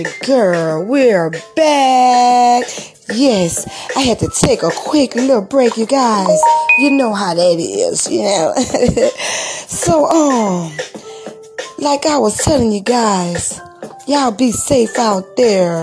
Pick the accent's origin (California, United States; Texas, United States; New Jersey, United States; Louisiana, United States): Louisiana, United States; New Orleans; now in Hattiesburg, United States; coming from New Orleans, Louisiana, my hometown